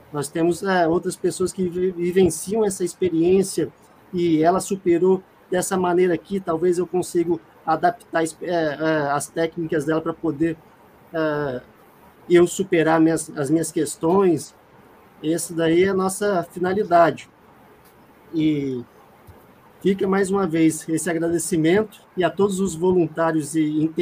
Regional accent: Belo Horizonte, Minas Gerais, Brazil

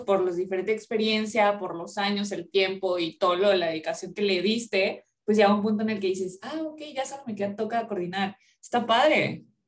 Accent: Orizaba, Veracruz, Mexico; now in Monterrey, Mexico; yo soy de Orizaba, yo soy de provincia

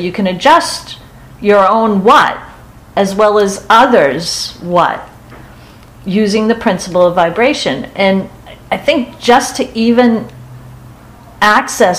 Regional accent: Boston, Massachusetts, United States; we're from Boston

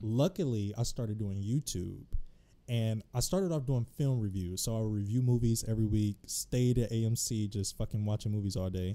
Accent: Detroit, Michigan, United States; also born or lived in Los Angeles, California; now in DMV area, United States; I'm originally from Detroit, Michigan. I lived in L A for a bit.

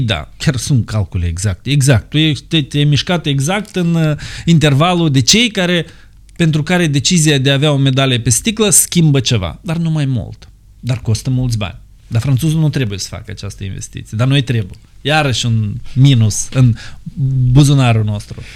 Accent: Moldova

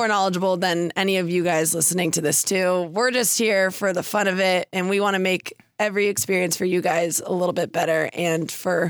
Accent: Portland, Oregon, United States; I am from Portland, and I am 22.

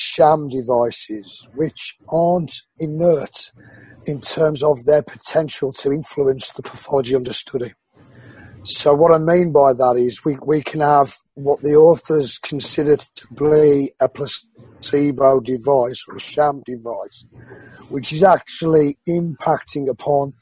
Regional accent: Wolverhampton, West Midlands, United Kingdom; I was born in Wolverhampton, which is the black country. Yeah. Birmingham is not the black country. I'm not from Birmingham

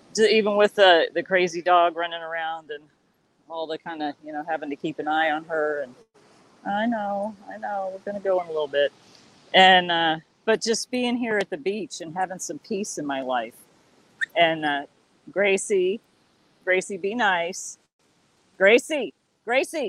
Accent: San Antonio, Texas, United States; also born or lived in Austin, Texas; now in California, United States; I grew up in San Antonio and used to go down to the coast a lot

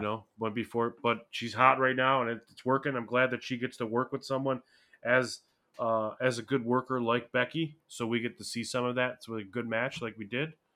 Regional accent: Buffalo, New York, United States; Buffalo, New York, in my hometown

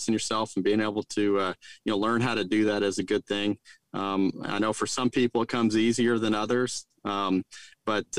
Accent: Roswell, New Mexico, United States; now in Stillwater, United States; where I grew up in Roswell

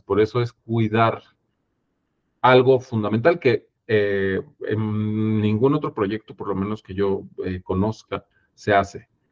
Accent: Mexico

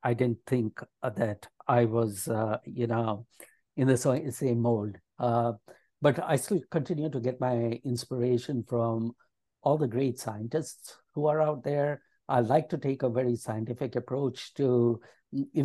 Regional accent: Hyderabad, Telangana, India; moved away as an adult; now in Maryland, United States; I grew up in India, in the city of Hyderabad

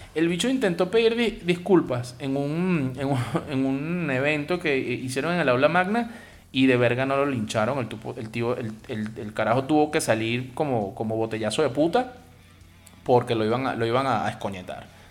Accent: Venezuela; mi país

